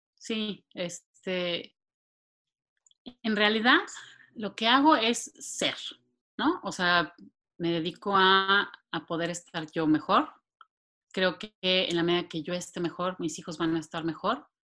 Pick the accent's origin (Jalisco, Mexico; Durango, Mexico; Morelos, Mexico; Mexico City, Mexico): Mexico City, Mexico; moved away as an adult; now in San Antonio, United States; soy originaria de la Ciudad de México. Eh, ahí nací, crecí y viví pues, toda mi vida antes